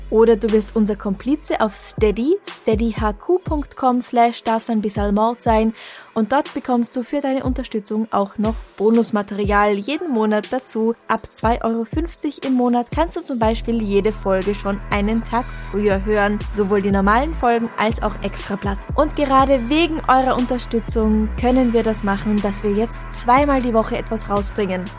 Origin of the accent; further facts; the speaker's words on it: Traunstein, Bavaria, Germany; now in Vienna, Austria; die Gegend, in der ich meine Kindheit verbracht habe, ist Bayern, deswegen das Bier. Und Traunstein, da gab es früher Salz